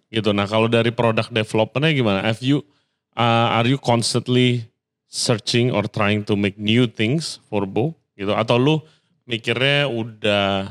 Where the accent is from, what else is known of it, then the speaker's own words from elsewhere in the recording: Indonesia; gue dari kecil tinggal di Indo